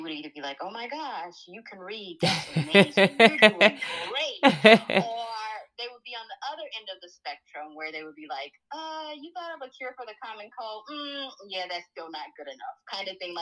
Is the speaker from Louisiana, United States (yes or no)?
yes; Alexandria, Louisiana, United States; moved away as an adult; now in Los Angeles, United States; I grew up in Alexandria, Louisiana.